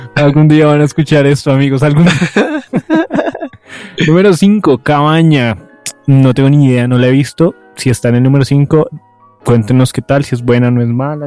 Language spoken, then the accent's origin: Spanish; Colombia; uno como colombiano